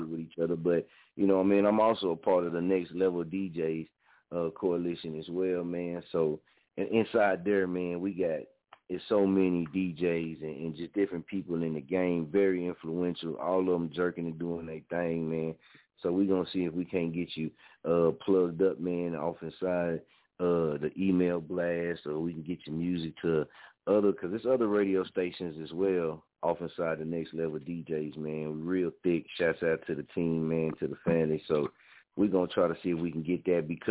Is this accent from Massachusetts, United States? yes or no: no; Muskogee, Oklahoma, United States; also born or lived in Wichita, Kansas; it's from my hometown and my city, man. I'm, you know, born and raised here, man. I'm an Okie